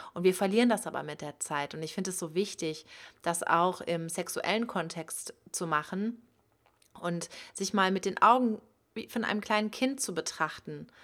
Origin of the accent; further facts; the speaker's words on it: Cologne, North Rhine-Westphalia, Germany; now in Hamburg, Germany; Ich komme eigentlich aber aus Köln. Ja, man kann sagen, dass ich eher ländlich aufgewachsen